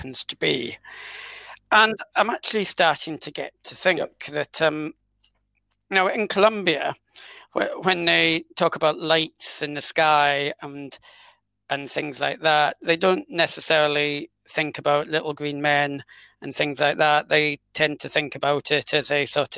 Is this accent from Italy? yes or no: no; London, United Kingdom; I'm Scottish by blood, but I was born in exile in London